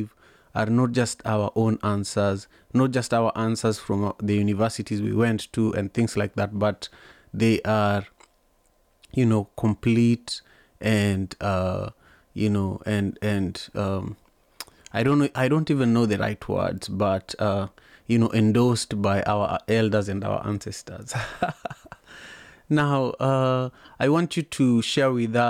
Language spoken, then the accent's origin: English; Kenya; I'm a Luo from Kenya